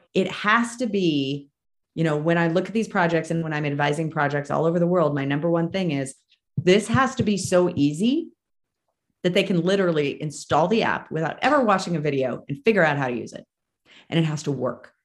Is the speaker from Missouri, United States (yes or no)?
no; Marin County, California, United States; moved away as an adult; now in Reno, United States; I'm from Marin. I live in Reno now. I escaped in 2012